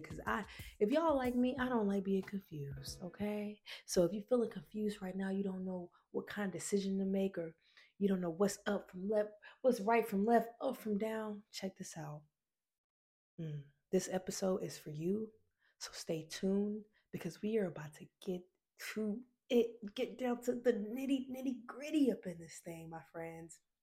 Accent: Decatur, Georgia, United States; also born or lived in Atlanta, Georgia; I'm from Decatur, Georgia

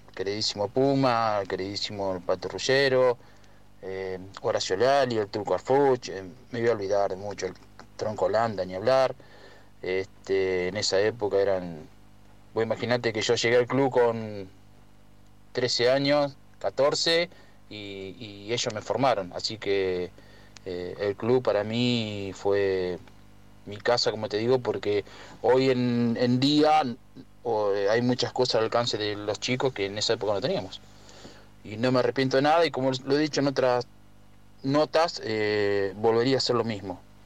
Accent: Pipinas, Buenos Aires, Argentina; moved away; also born or lived in Verónica; nací en Pipinas, pero me, me hice futbolísticamente en, Verónica

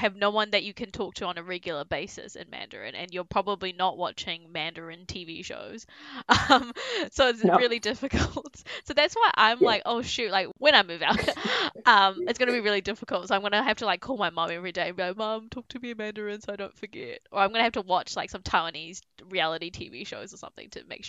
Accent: New Zealand; I grew up in New Zealand.

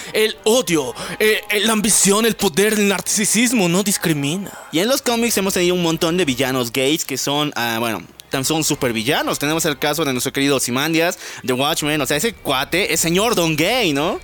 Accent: La Paz, Bolivia; nuestra querida ciudad, La Paz, Bolivia. Ya saben, somos bolivianos

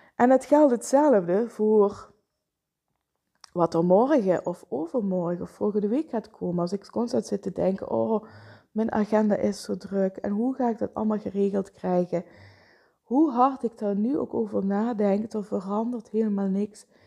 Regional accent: Vijlen, Limburg, Netherlands; zelf ben ik opgegroeid in Veilen.

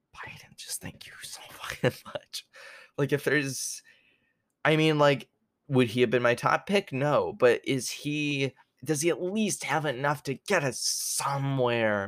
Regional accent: Canada; also born or lived in New York, United States; I was born in New York. I lived there till I was almost seven years old. That's when I moved to Canada

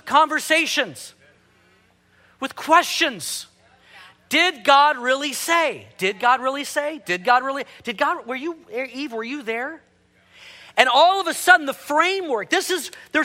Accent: Houston, Texas, United States; growing up in Houston, I was involved in my first hurricane

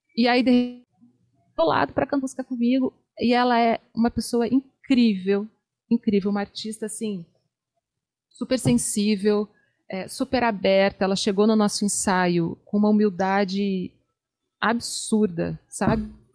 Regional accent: Curitiba, Paraná, Brazil; moved away as an adult; now in Rio de Janeiro, Brazil; eu sou de Curitiba. Eu moro no Rio tem 13 anos. E ainda em Curitiba, eu lembro de pequenininha

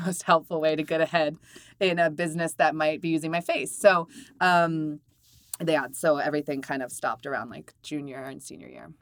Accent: Maryland, United States; I'm from Maryland

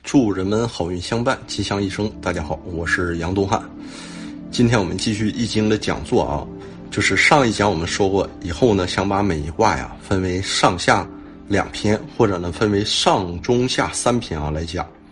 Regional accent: China; 我们中国人

